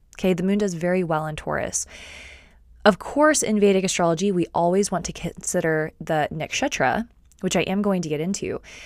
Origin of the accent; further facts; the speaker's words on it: Austin, Texas, United States; I am from Austin, Texas